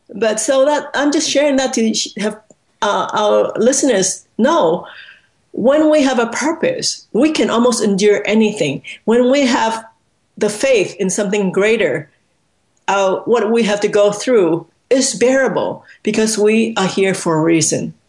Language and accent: English; Hong Kong; I was born in Hong Kong